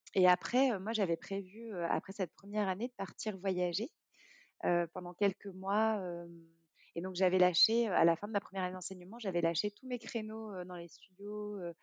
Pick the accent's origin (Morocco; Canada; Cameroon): Morocco; moved away as an adult; also born or lived in France; j'ai grandi au Maroc jusqu'à mes 18 ans